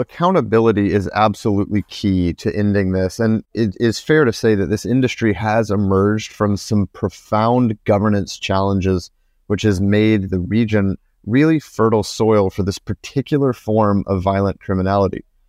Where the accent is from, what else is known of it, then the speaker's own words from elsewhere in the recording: United States; moved away; I'm from the US